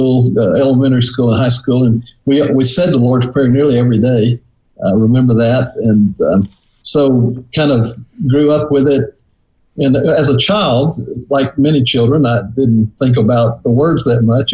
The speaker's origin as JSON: {"language": "English", "region": "Alabama", "country": "United States", "tie": "born or raised there", "also_born_or_lived": "Montgomery, Alabama / Oklahoma City, Oklahoma", "moved": "as an adult", "lives_now": "Lewisville, Texas, United States", "said": "I grew up in Alabama"}